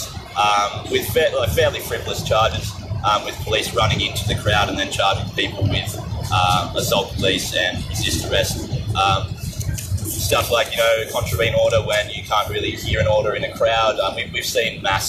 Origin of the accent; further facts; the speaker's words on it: Wiradjuri country, New South Wales, Australia; I'm from Wiradjuri country. I have been living in New South Wales and Northwest New South Wales for the last 10 years.